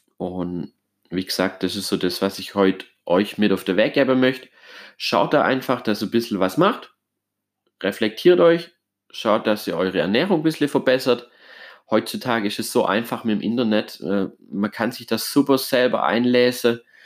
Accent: Germany; bei uns in Deutschland

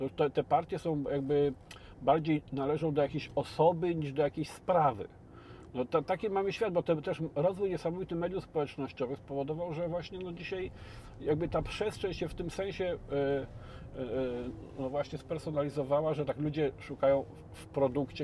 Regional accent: Biłgoraj, Lublin Voivodeship, Poland; moved away; ja pochodzę z Biłgoraja, z takiego miasteczka

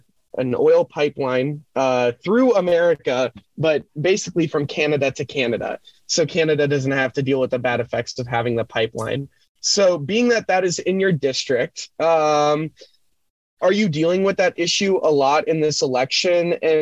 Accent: Minnesota, United States; I'm from Minnesota, and Line 3 runs right by my family lake home up in northern Minnesota.

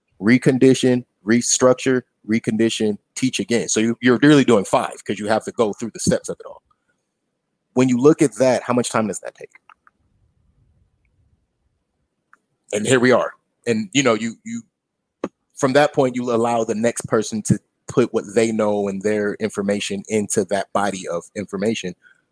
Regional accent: United States; As an American

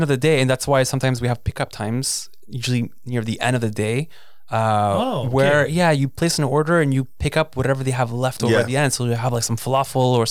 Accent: Montreal, Quebec, Canada; I grew up in the West Island, too.

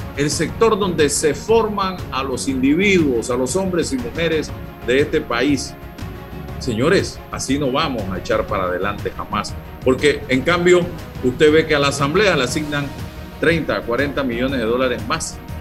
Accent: Azuero, Herrera, Panama; yo que soy azuarense

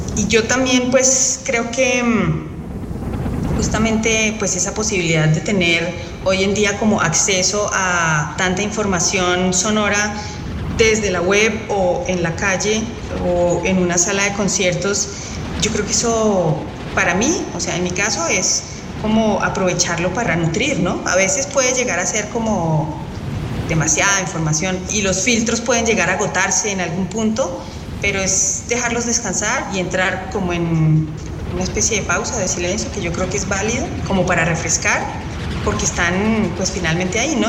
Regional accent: Colombia; soy compositora colombiana

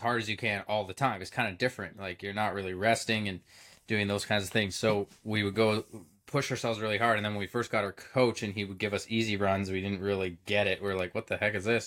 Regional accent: Belleville, Ontario, Canada; I grew up in Belleville, Ontario, sm-, pretty small town

